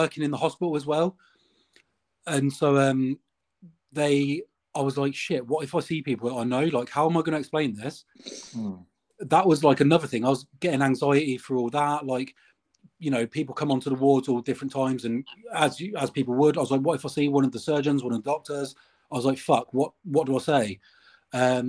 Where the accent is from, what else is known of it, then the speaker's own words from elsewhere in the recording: Northampton, East Midlands, United Kingdom; moved away; I'm from Northampton, which is like Midlands